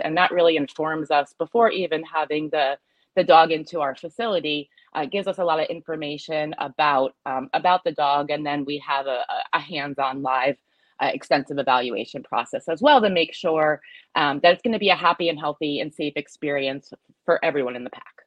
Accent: United States; moved away as an adult; also born or lived in New Jersey; my husband and I were were born and raised in the New York metro area

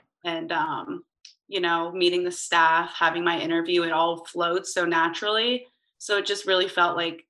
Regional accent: Pennsylvania, United States; I'm originally from Pennsylvania

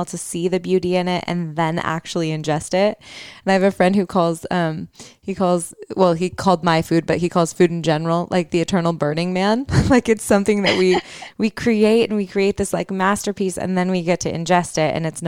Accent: Michigan, United States; I'm from Michigan.

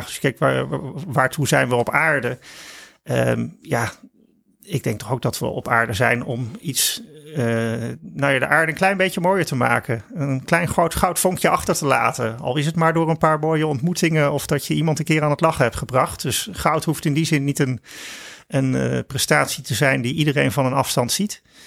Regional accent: Netherlands; wij als Nederlanders

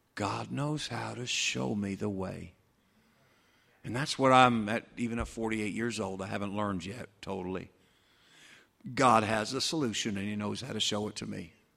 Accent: United States; we as American Christians

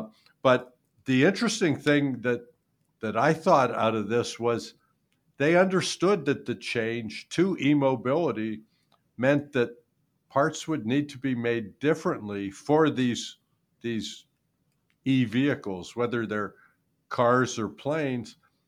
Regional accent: Youngstown, Ohio, United States; I'm from Youngstown.

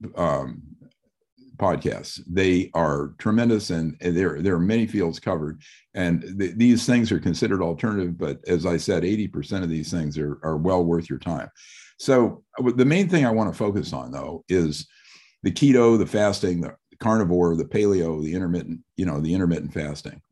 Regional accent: Midwest, United States; I'm from the Midwest also

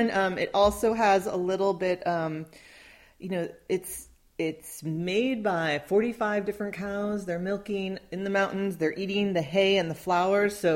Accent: Midwest, United States; I grew up in the Midwest.

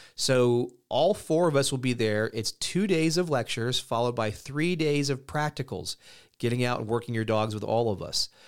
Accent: United States; moved away as an adult; also born or lived in Europe; being an American, you know, I lived in Europe from, uh, it was basically ninety-six-ish to a little after two thousand

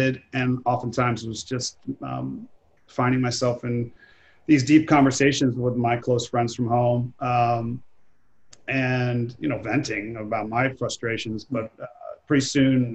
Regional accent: East Coast, United States; moved away; I grew up on the East Coast

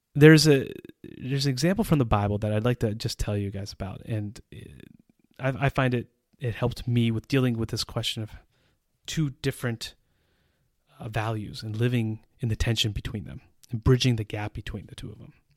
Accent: United States; moved away as an adult; also born or lived in Central Europe; now in Czech Republic; an American citizen who has lived in Central Europe for almost twenty years

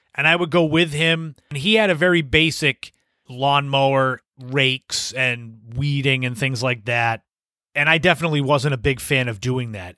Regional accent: Cape Cod, Massachusetts, United States; also born or lived in Las Vegas; I had come back to Cape Cod from Las Vegas

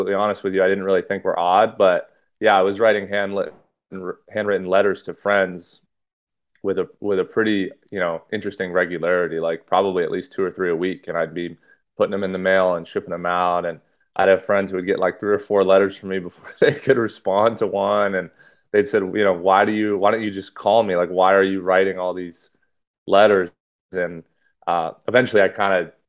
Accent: Los Angeles area, California, United States; also born or lived in New Hampshire / Santa Barbara; I kind of moved schools a lot and was all over Los Angeles. So when people ask me where I'm from, it kind of ranges from Malibu to Westlake Village to Thousand Oaks to Agora to Calabasas, that kind of circle

